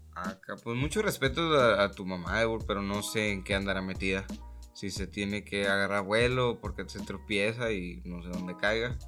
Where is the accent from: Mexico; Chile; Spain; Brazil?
Mexico; nosotros, como mexicanos